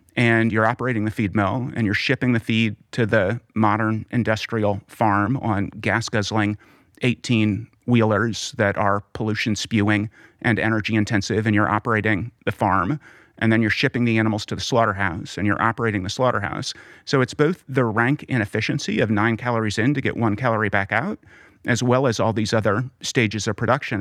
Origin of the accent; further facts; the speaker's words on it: Oklahoma, United States; growing up in Oklahoma